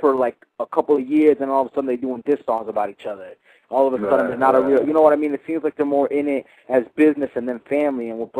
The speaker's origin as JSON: {"language": "English", "region": "New York", "country": "United States", "moved": "yes", "lives_now": "Los Angeles, United States", "said": "we're from New York and we live in L.A. right now"}